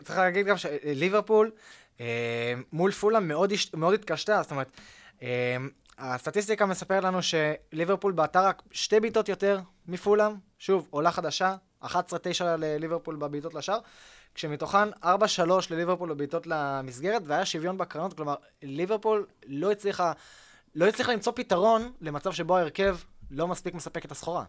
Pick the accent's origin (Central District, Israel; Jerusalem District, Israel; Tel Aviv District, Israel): Tel Aviv District, Israel; Tel Aviv; אני יליד העיר תל אביב